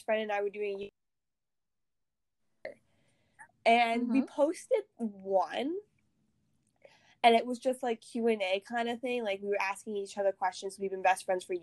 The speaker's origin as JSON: {"language": "English", "country": "Canada", "said": "I'm Canadian"}